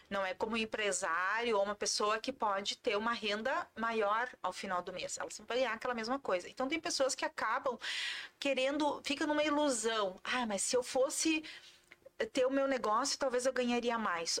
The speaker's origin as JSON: {"language": "Portuguese", "town": "Sapiranga", "region": "Rio Grande do Sul", "country": "Brazil", "tie": "born or raised there", "also_born_or_lived": "Porto Alegre", "said": "Eu sou natural de Sapiranga, uhum. Ah, vale dos Sinos"}